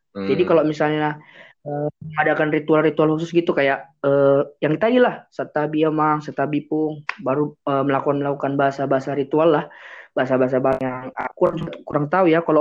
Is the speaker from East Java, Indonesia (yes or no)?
no; Pangururan, North Sumatra, Indonesia; jadi Raja Silai Sabungan ini berasal dari inilah dari Pangururan, kampung kami. Hmm. Eh, hmm. dari Pangururan. Pangururan itu ada di Samosir.